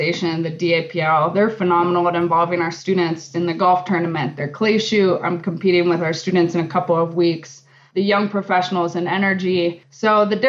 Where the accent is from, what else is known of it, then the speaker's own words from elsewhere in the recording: Alaska, United States; now in Colorado, United States; I'm from Alaska.